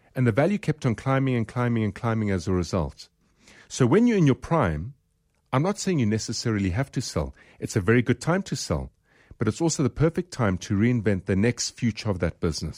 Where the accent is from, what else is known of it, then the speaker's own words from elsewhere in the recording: South Africa; we're from South Africa